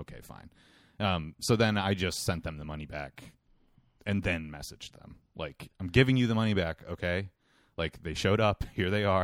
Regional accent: United States; I'm an American person.

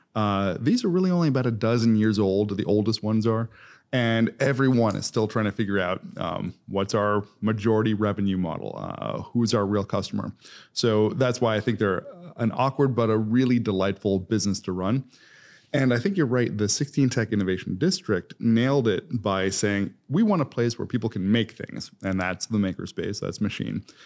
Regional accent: East Coast, United States; moved away as an adult; also born or lived in Columbus, Ohio; now in Indianapolis, United States; I'm originally from the East Coast

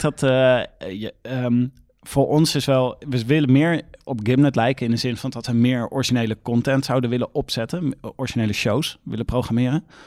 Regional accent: 's-Hertogenbosch, North Brabant, Netherlands; Ik kom uit Den Bosch

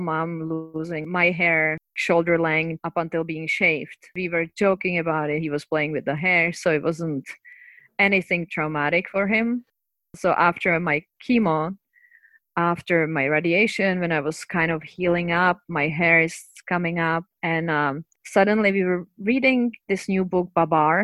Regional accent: Prague, Czechia; moved away; so I'm from Czech Republic, from Prague

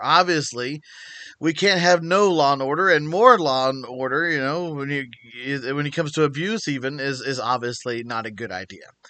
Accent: United States; being an American

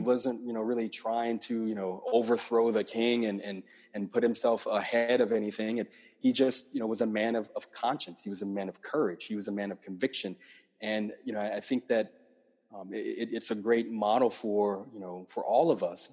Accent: Lake Charles, Louisiana, United States; moved away as an adult; also born or lived in Nashville, Tennessee; now in Washington, D.C., United States; born and raised in, in Lake Charles

